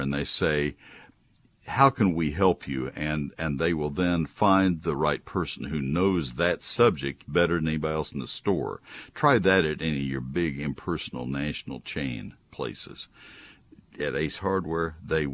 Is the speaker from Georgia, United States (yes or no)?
no; Texas, United States; also born or lived in Ohio; I grew up in Texas. I've been in Texas the last 52 years